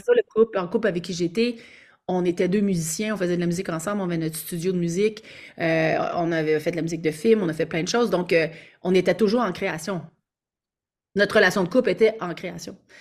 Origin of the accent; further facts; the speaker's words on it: Quebec, Canada; accent: Québécois; je suis québécoise, alors j'ai probablement pour vous un accent québécois